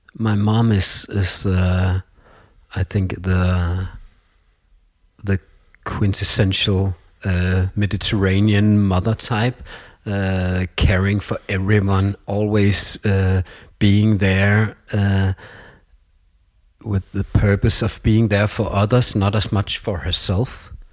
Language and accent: English; Copenhagen, Capital Region of Denmark, Denmark; English is a second language; also born or lived in Jutland / Portugal; I'm from Copenhagen, uh, my mother is Portuguese, my father is Danish. Um, we've been living in Copenhagen when I was a child